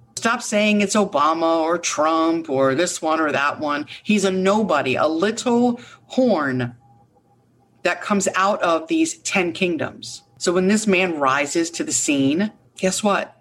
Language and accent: English; United States; as an American, but a God fearing woman